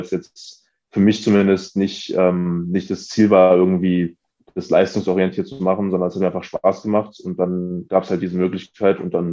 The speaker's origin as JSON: {"language": "German", "region": "Berlin", "country": "Germany", "tie": "born or raised there", "said": "ich bin in Wilhelmsruh aufgewachsen. Das ist ähm, in Pankow, aber so ein bisschen, ähm, bisschen weiter draußen gelegen, würde ich sagen."}